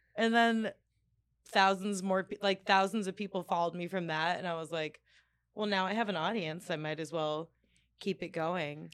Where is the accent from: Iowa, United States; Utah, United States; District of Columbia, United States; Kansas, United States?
District of Columbia, United States; Washington; born or raised there; moved away